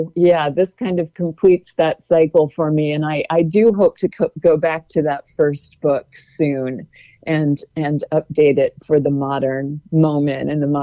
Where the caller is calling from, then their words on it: Gainesville, Florida, United States; I should say I'm dialing in from Gainesville, everyone.